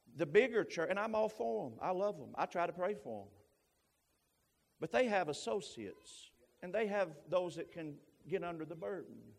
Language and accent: English; Knoxville, Tennessee, United States; moved away; I'm originally from Knoxville, Tennessee.